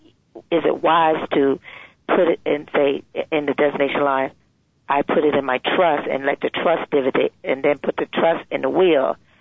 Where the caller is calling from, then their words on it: Virginia, United States; I'm actually Pam's aunt. So I'm calling from Virginia.